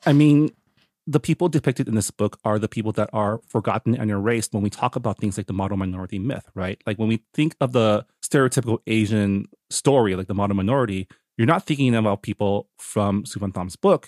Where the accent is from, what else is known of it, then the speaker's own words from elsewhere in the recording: Toronto, Ontario, Canada; I was born in Toronto, so I grew up in in, in the West